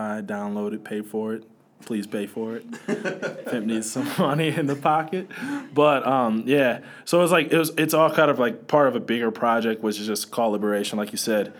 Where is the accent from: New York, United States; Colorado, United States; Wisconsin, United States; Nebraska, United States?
Wisconsin, United States; Milwaukee; I'm from Milwaukee